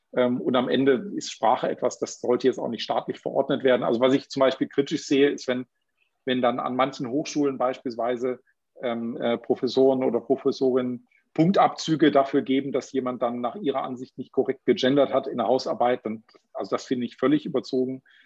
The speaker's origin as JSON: {"language": "German", "region": "Baden-Württemberg", "country": "Germany", "said": "Bei uns in Baden-Württemberg"}